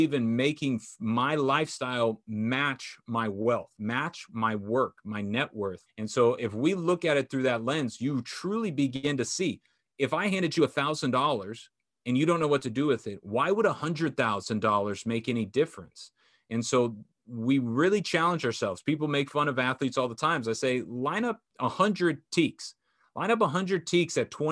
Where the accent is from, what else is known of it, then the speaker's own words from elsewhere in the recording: Orange County, California, United States; growing up in Orange County, having my parents be together